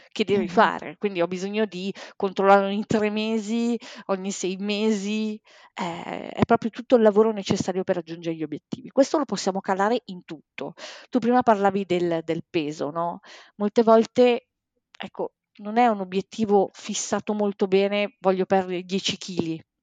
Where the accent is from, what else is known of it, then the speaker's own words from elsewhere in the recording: Bologna, Emilia-Romagna, Italy; moved away as an adult; now in Milan, Italy; adesso abito da due anni a Milano, in realtà io sono di Bologna sono originaria di Bologna